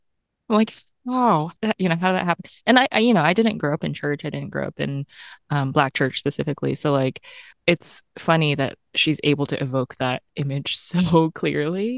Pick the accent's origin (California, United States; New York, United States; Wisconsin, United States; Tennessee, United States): Tennessee, United States; accent: AAVE adjacent; I grew up in Tennessee, so there's, like, part of my speech that's, like, a little bit, like, A A V E adjacent